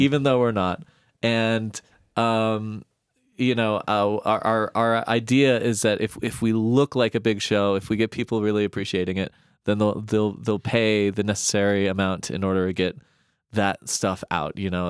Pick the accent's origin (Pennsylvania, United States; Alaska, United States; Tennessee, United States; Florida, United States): Alaska, United States; moved away as an adult; also born or lived in East Coast; I'm originally from Alaska